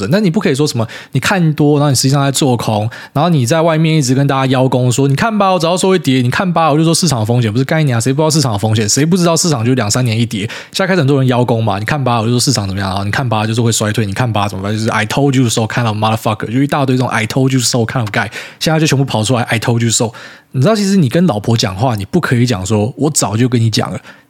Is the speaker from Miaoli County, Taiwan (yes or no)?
yes; Miaoli County, Taiwan; now in Taipei, Taiwan; 我本来是苗栗人嘛，我跑来台北大台北地区当都市人之后